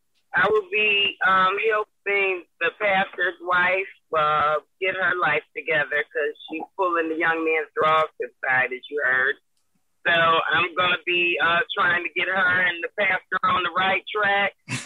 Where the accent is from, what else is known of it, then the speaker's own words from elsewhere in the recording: Toledo, Ohio, United States; moved away as an adult; now in Lithonia, United States; I'm from Toledo, Ohio originally, but 4 years ago, I moved to Lithonia, Georgia